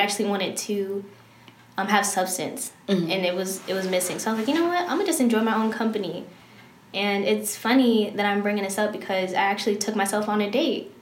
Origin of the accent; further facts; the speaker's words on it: Clinton, Maryland, United States; moved away as an adult; now in Arizona, United States; I'm from Clinton, Maryland, PG County